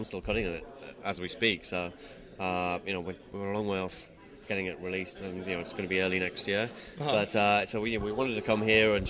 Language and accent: English; Newcastle, North East England, United Kingdom; I'm from Newcastle in the UK.